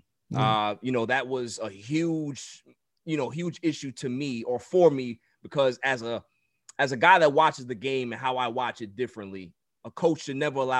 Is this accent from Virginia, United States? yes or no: no; New York City, New York, United States; I'm from Queens.